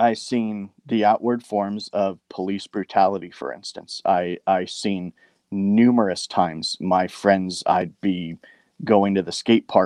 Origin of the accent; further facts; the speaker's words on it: Bellflower, California, United States; I grew up in Bellflower, California